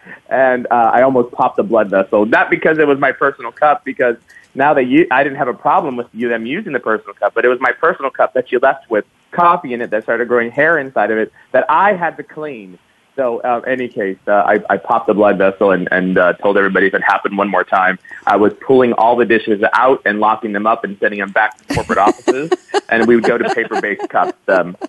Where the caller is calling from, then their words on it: San Francisco Bay Area, California, United States; So I'm calling from the wonderful San Francisco Bay Area.